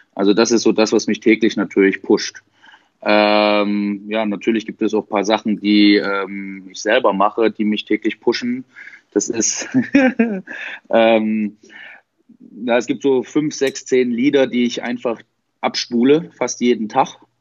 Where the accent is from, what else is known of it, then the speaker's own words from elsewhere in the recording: Dresden, Saxony, Germany; ich bin 30, bin aus Dresden